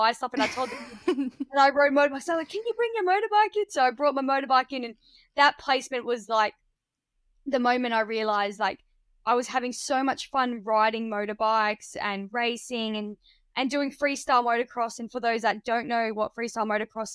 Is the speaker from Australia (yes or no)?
yes; Barmera, South Australia, Australia; also born or lived in Adelaide, South Australia; I'm originally from rural country Australia, well, South Australia, in a town called Barmer. It's like a region, it's called the Riverland